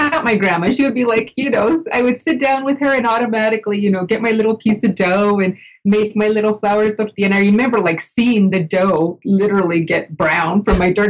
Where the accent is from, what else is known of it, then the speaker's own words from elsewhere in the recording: El Paso, Texas, United States; I grew up in El Paso, Texas